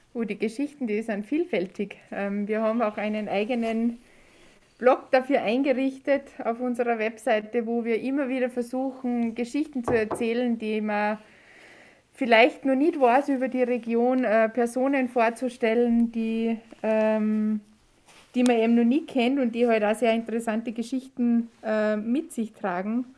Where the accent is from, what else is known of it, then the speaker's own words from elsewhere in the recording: Saalfelden, Salzburg, Austria; gebürtig aus Saalfelden